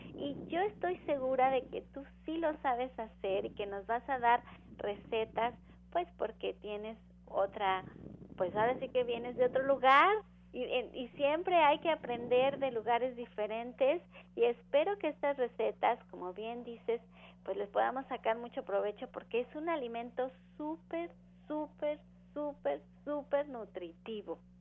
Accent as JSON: {"language": "Spanish", "country": "Mexico", "said": "todos somos mexicanos"}